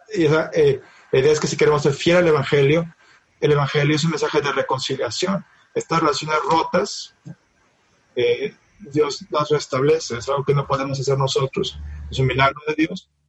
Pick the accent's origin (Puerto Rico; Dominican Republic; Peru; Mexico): Mexico; Monterrey, Nuevo León; yo vengo de Monterrey del Norte